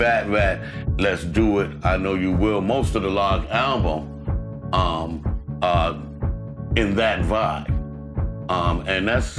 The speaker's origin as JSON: {"language": "English", "town": "New York City", "region": "New York", "country": "United States", "said": "I'm a Harlem brother"}